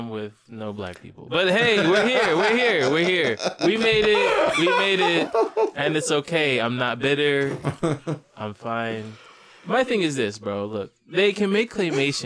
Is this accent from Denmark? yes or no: no; East Coast, United States; I'm from the East Coast